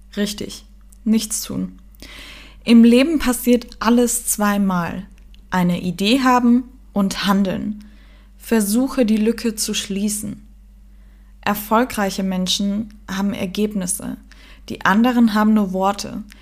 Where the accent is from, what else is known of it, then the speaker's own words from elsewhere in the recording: Germany; moved away as an adult; also born or lived in Austria; in meiner Heimat, wo ich geboren bin